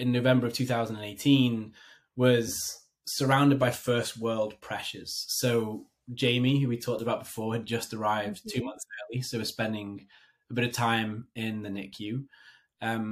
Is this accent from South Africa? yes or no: no; United Kingdom; moved away as an adult; also born or lived in London / Hong Kong; now in New Jersey, United States; So I am a Brit living in America. So I live in northern New Jersey